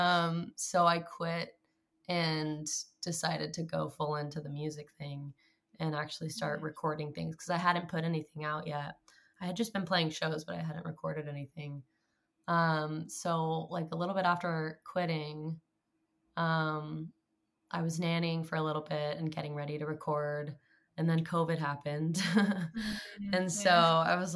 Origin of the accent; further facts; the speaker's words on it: Clovis, California, United States; now in Los Angeles, United States; I grew up in Central California, in a place called Clovis, but it's also next to this town called Fresno